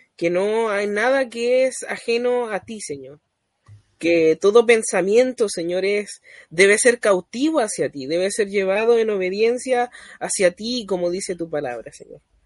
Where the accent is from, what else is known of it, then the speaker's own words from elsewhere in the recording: Chile; also born or lived in Coltauco, O'Higgins Region; soy chileno, residente en la sexta región, en la comuna de Coltauco